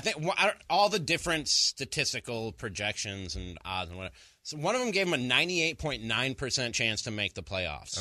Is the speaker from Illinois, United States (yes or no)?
yes; Chicago, Illinois, United States; moved away; I'm a Chicago guy. Through yeah. through and through. Yeah. Born and raised in Chicago, including being a Bears fan